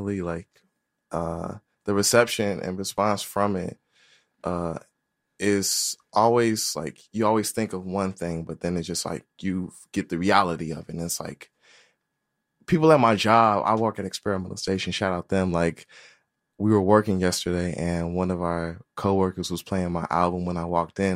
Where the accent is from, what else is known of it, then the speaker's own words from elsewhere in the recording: Chicago, Illinois, United States; I grew up in Roseland, and I used to go to CICS Prairie